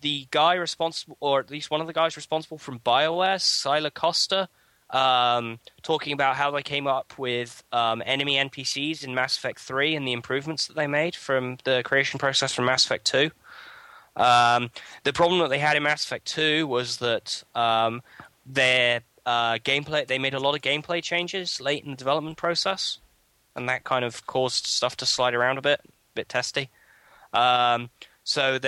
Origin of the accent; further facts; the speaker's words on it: England, United Kingdom; I come from England